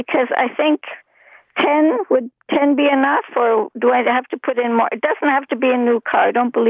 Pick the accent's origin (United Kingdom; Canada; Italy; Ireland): Canada; Montreal, Quebec; I'm from Montreal